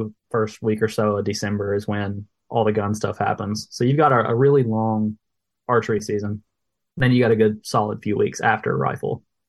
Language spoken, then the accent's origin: English; United States; I'm not a big rifle hunter because I grew up in Logan County, which was one of the bow-only counties.